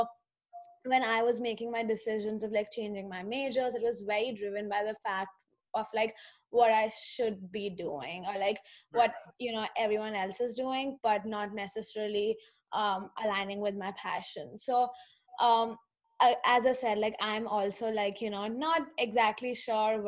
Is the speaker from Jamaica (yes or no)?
no; India; I'm from India, so I went to a program there